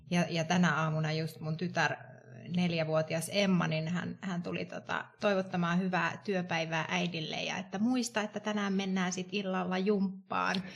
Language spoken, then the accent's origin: Finnish; Tampere, Pirkanmaa, Finland; moved away as an adult; now in Helsinki, Finland; Mä olen alun perin Tampereelta kotoisin, ei ehkä aksentissa, aksentissa kuulu, mutta tota, olen tota, ehkä 12 vuotta sitten tänne Helsinkiin työn perässä muuttanut